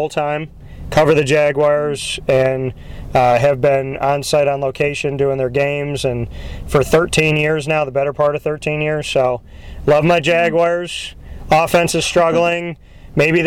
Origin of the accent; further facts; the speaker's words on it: Syracuse, New York, United States; Syracuse, born and raised in Syracuse. I live probably 11 minutes from the dome